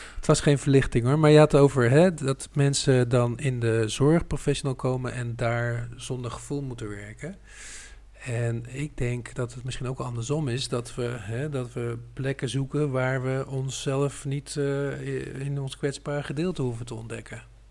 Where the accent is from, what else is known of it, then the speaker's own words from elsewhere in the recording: Utrecht, Netherlands; Ik ben de provincie Utrecht niet uit geweest